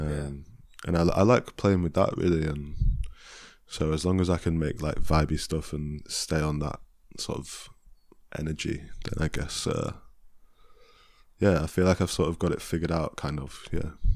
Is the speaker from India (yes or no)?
no; Chesterfield, East Midlands, United Kingdom; I'm from Chesterfield